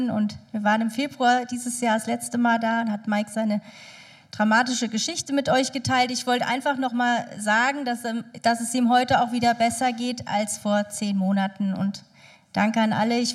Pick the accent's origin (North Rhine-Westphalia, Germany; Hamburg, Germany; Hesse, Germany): Hesse, Germany; Ich komme aus Hessen.